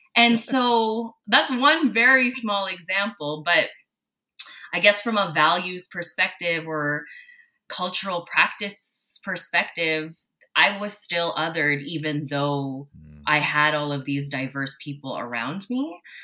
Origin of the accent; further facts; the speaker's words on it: Toronto, Ontario, Canada; also born or lived in Manila, Philippines; I was born in Manila, Philippines, and I moved to Toronto when I was four years old